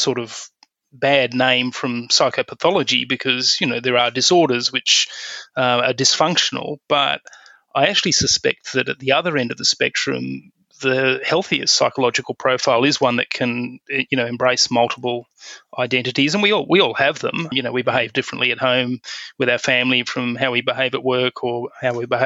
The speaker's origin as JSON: {"language": "English", "town": "Perth", "region": "Western Australia", "country": "Australia", "tie": "born or raised there", "said": "I grew up in Perth on the west"}